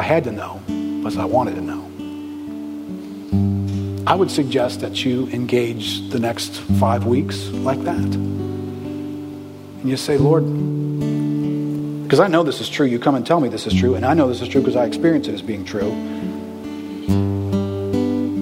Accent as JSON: {"language": "English", "town": "New Orleans", "region": "Louisiana", "country": "United States", "said": "I'm from here. I'm from New Orleans."}